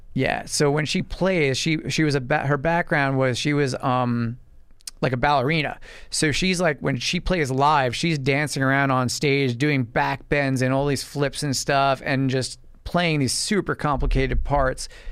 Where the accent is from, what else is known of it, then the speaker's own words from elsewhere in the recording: Medford, United States; I'm from Medford, right out east from here, and, uh, grew up out there